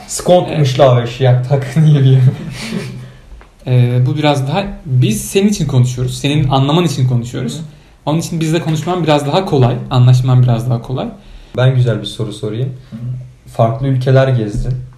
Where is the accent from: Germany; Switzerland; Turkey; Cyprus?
Turkey; now in Poland; ben Türk'üm